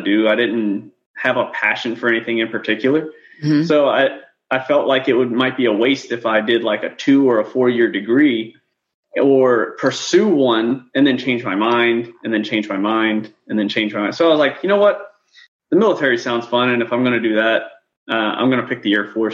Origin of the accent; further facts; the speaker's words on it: New Orleans, Louisiana, United States; moved away as an adult; now in Kuwait; I grew up in New Orleans, Louisiana